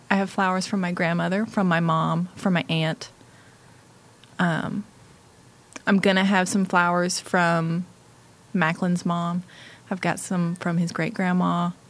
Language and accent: English; the South, United States; I'm from the South